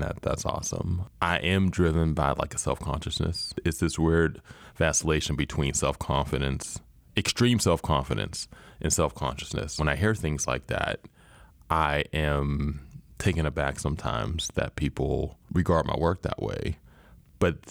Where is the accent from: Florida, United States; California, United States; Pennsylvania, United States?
Pennsylvania, United States; Pittsburgh; I'm from East Liberty back when it was East Lib and not East Side or whatever it's called now